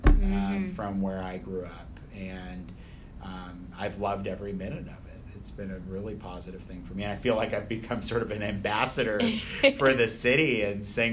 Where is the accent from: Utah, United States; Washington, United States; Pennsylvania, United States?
Washington, United States; Skagit Valley; moved away as an adult; where I grew up in Washington State was not a particularly diverse atmosphere